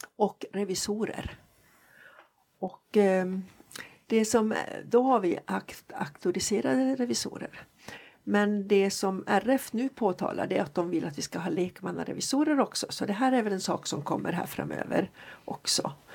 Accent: Jokkmokk, Norrbotten County, Sweden; moved away; also born or lived in Jönköping; Jag är född faktiskt och bott större delen av min uppväxt i Jokkmokk.

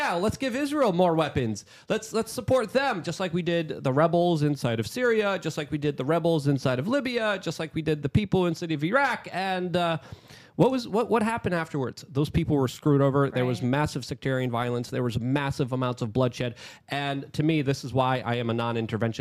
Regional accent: Poland; moved away; because I'm from Poland

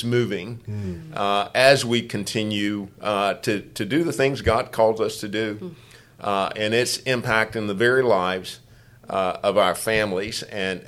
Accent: Louisiana, United States; moved away; I'm from Louisiana

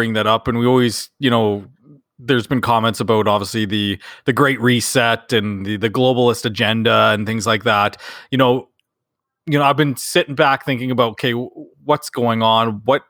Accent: Canada; We're those Canadian lads. We got it going on, bud.

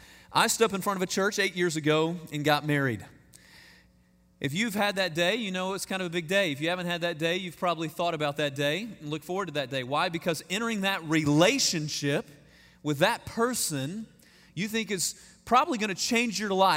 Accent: Texas, United States; I've never lived in Austin. I'm a hick from the Piney Woods of East Texas, is who I am.

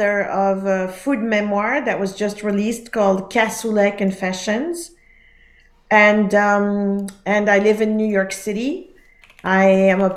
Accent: Geneva, Switzerland; I grew up in Geneva in Switzerland

